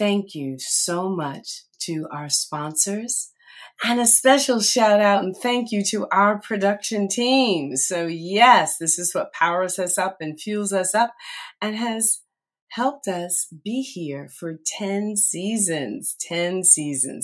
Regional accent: Red Bank, United States; Red Bank, my hometown

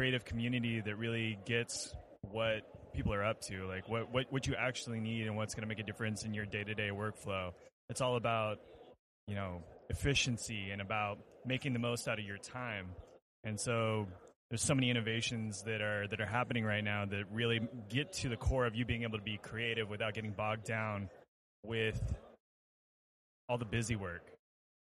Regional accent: Anaheim, California, United States; I'm from Anaheim, California

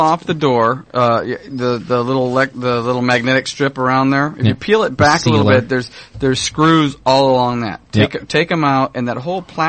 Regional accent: Orange County, California, United States; I grew up in Orange County.

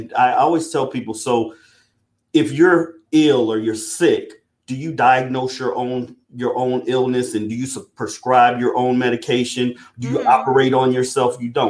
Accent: South Carolina, United States; And I'm originally from South Carolina, but I have grown up and traveled all around the world.

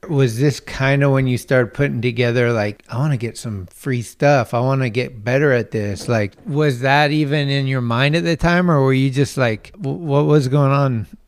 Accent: Redwood City, California, United States; I was born uh, about twelve blocks down the street at Kaiser Hospital. Grew up in this area and uh, went to Sequoia High School

